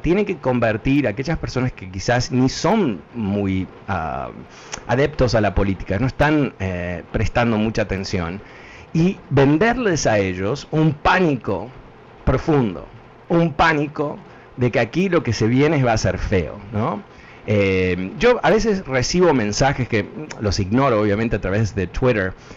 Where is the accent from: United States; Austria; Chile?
United States; Connecticut; de chico en Connecticut, a dos cuadras donde yo vivía